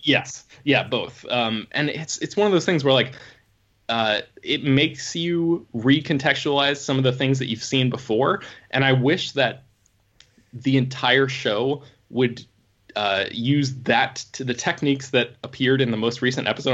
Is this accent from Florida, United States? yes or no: yes; Florida, United States; moved away; I grew up in Florida